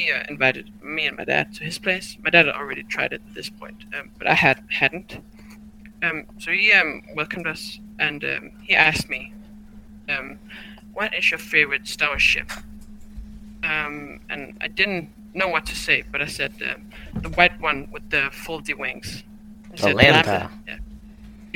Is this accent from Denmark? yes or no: yes; Denmark; I'm from Denmark.